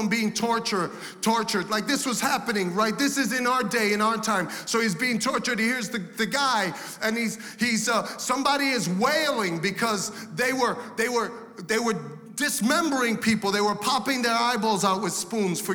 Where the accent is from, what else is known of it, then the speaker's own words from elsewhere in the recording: United States; I'm an American.